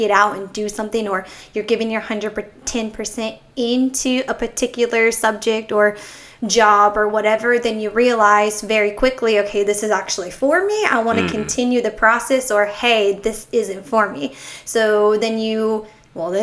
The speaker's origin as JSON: {"language": "English", "region": "Texas", "country": "United States", "tie": "born or raised there", "said": "I'm from Texas"}